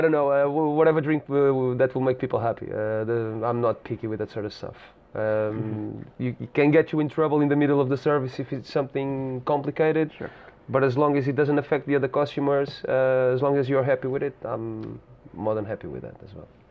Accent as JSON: {"language": "English", "region": "Lisbon", "country": "Portugal", "tie": "born or raised there", "said": "I'm born and bred in Lisbon"}